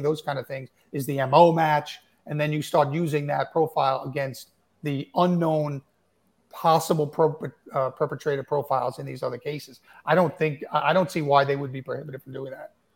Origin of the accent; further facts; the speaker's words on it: Suffolk County, Long Island, New York, United States; I grew up in Suffolk County, and you know, I grew up in the in the '60s and '70s in Suffolk County